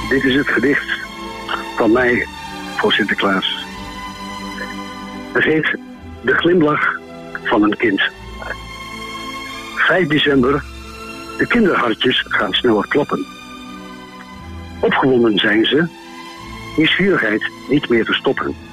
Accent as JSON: {"language": "Dutch", "town": "Enschede", "region": "Overijssel", "country": "Netherlands", "said": "ik kom uit Enschede"}